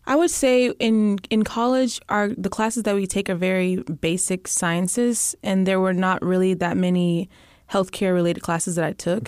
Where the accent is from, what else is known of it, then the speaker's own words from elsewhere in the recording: Alief, Texas, United States; also born or lived in Austin, Texas; now in Houston, United States; I'm from Ayleaf, Texas